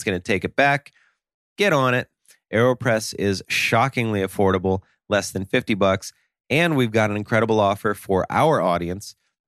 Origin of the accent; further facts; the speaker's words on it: Russia; Well, I'm from Russia, so that's why they have the Smirnoff that I'm drinking.